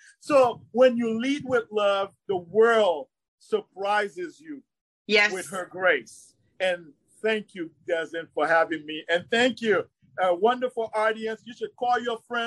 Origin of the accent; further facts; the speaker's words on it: New York City, New York, United States; also born or lived in Haiti; I grew up in Brooklyn